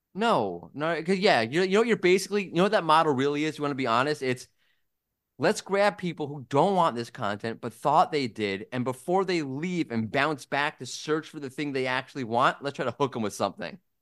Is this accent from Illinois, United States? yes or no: no; New York, United States; moved away; As a New Yorker